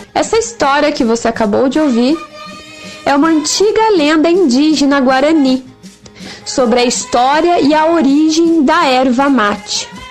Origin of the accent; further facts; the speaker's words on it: São Mateus do Sul, Paraná, Brazil; como boa samotelense, nascida e criada na Terra do Mate